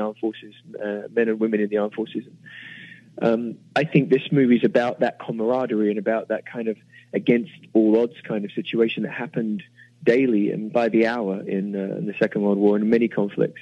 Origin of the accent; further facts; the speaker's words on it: England, United Kingdom; moved away as an adult; now in United States; as an Englishman, as a British man